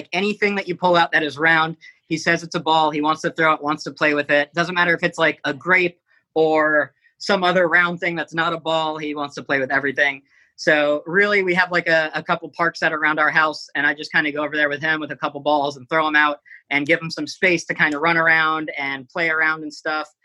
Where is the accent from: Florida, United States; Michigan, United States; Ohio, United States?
Florida, United States; South; now in New York City, United States; I grew up in South Florida